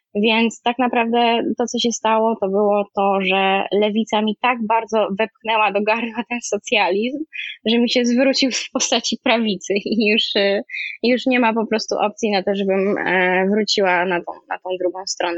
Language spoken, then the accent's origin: Polish; Kraków, Lesser Poland, Poland; moved away as an adult; also born or lived in Warsaw, Poland; now in Paris, France; Wychowałam się w Krakowie, e, na studia się przeniosłam do Warszawy